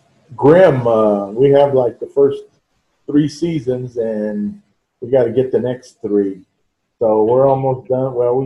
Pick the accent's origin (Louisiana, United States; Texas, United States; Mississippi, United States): Texas, United States; San Antonio; I grew up over in the Delview area between West Avenue and Vance Jackson.